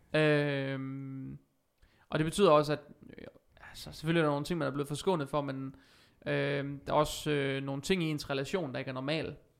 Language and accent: Danish; Vejle, Southern Denmark, Denmark; also born or lived in Sønderborg / Aarhus; jeg er vokset op i Vejle faktisk. Øh, nu bor jeg tilbage i Vejle